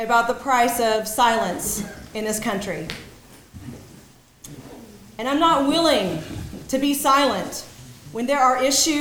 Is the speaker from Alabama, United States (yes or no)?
yes; Lower Alabama, United States; moved away; my childhood growing up in Lower Alabama